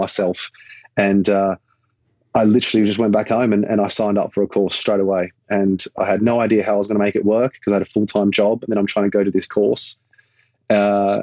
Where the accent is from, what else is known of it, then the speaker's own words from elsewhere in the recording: Perth, Western Australia, Australia; moved away; Growing up in Perth, I absolutely loved it. I still do. I miss home every day